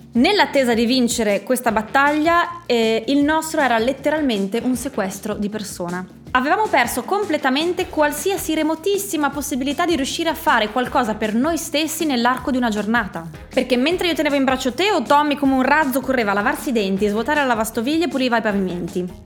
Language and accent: Italian; Friuli-Venezia Giulia, Italy; sono friulana, per noi friulani